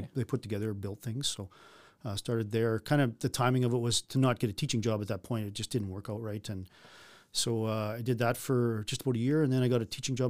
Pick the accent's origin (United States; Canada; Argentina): Canada; North Battleford, Saskatchewan; born or raised there